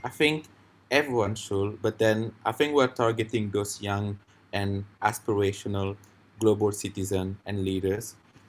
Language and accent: English; Senegal; I'm from Senegal, West Africa. And I've lived in a bunch of places before moving to Singapore in 2018